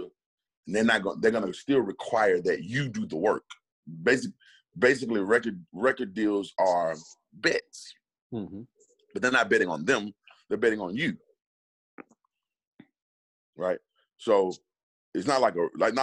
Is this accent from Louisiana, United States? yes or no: no; Alabama, United States; I'm from Alabama.